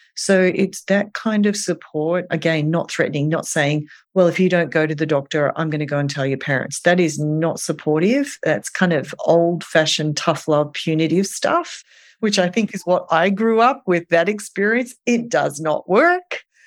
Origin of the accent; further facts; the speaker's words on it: Australia; now in New York, United States; I am from Australia